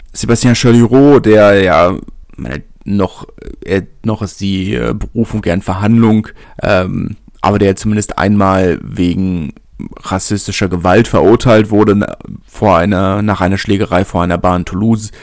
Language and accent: German; Berlin, Germany; ich komme aus Lichterfelder, meine Urgroßeltern kommen schon aus Lichterfelder